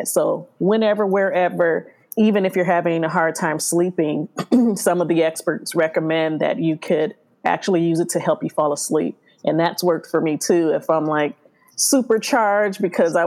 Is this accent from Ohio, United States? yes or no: yes; Cleveland, Ohio, United States; moved away as an adult; also born or lived in Chicago, Illinois / Columbus, Ohio / Athens, Ohio; now in California, United States; I was born in Chicago. My family moved to Cleveland, Ohio.